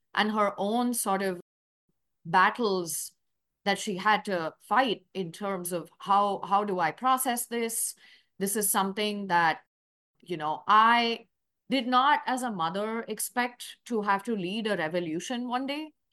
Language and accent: English; Chennai, Tamil Nadu, India; moved away as an adult; also born or lived in New York; now in Louisville, United States; I'm from Chennai, India. That is a, uh, city in South India, part of Tamil Nadu